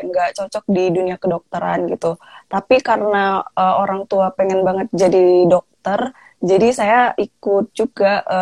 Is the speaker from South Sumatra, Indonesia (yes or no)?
yes; Palembang, South Sumatra, Indonesia; also born or lived in Lampung; oh uh, saya uh, Sumatera Selatan